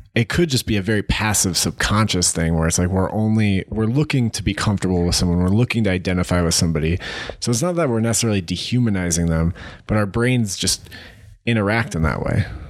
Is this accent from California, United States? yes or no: no; Ohio, United States; moved away; being from Ohio